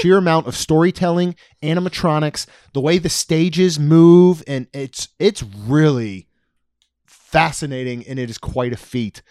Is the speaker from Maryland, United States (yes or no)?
yes; Maryland, United States; growing up in Maryland, our beach was Ocean City